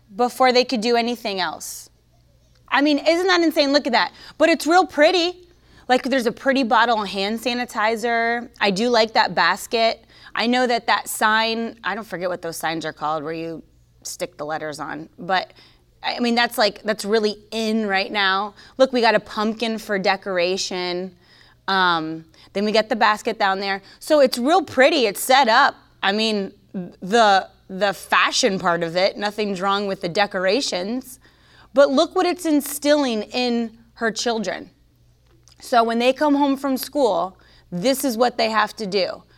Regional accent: Florida, United States; I'm from Florida

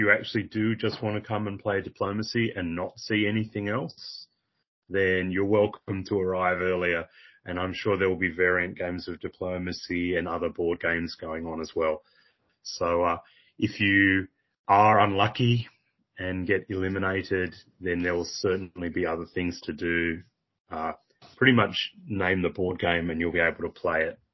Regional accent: Australia; as an Australian

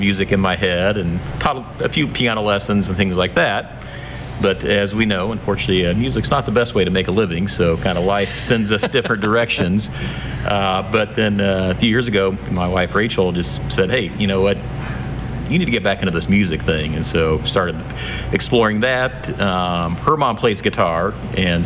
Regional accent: New Whiteland, Indiana, United States; also born or lived in Fishers, Indiana; I grew up south of Indianapolis in a town that at the time was called New Whiteland

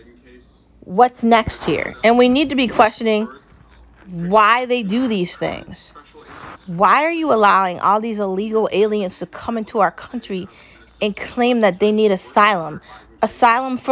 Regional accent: United States; I'm an American

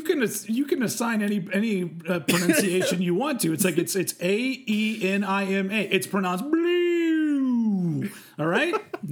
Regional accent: Texas, United States; Bill Hicks was a big deal for me when I was younger too, because I was from Texas

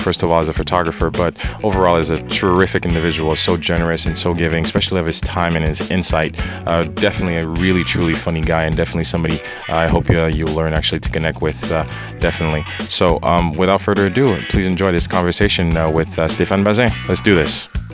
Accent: Haiti; moved away; the years spent growing up in Haiti

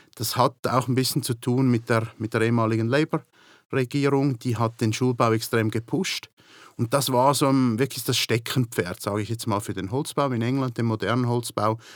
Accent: Switzerland; moved away as an adult; now in United Kingdom; In der Schweiz, wo ich aufgewachsen bin

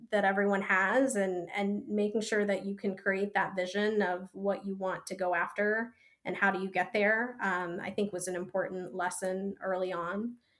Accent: Indianapolis, Indiana, United States; moved away as an adult; also born or lived in Bombay, India; now in Boston, United States; I grew up in Indiana

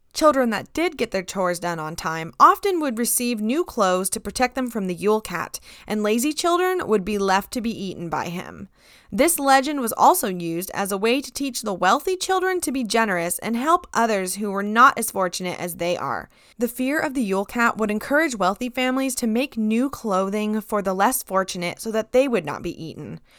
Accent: United States; Growing up in America

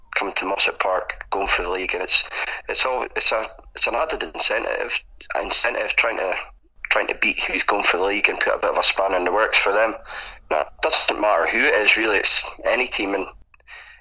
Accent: Forest, England, United Kingdom; I'm from Forest, born and bred here

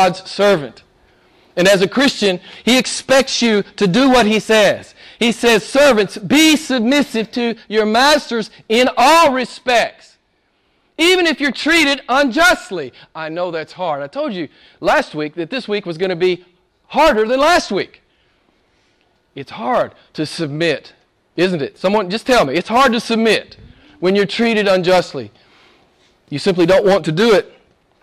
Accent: United States; I'm an American

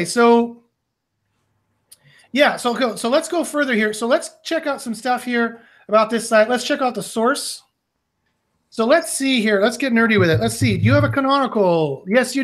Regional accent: Canada; I'm from Canada

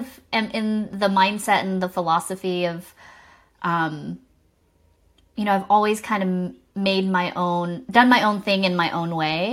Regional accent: Savannah, Georgia, United States; accent: Southern; I was born and raised in Savannah, Georgia, and my parents were immigrants

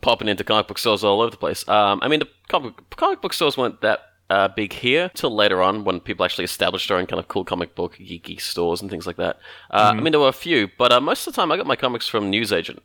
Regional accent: Australia; we're very generically Australian

